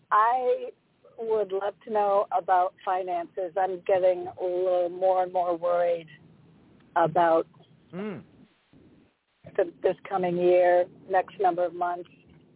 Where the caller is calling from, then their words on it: Connecticut, United States; It's … from Connecticut.